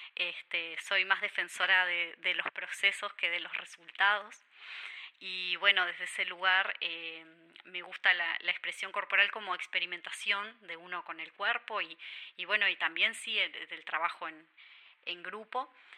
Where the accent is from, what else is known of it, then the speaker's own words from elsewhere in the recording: Durazno, Uruguay; moved away as an adult; now in Montevideo, Uruguay; yo nací y crecí en Durazno hasta los 17 años que me vine a estudiar a Montevideo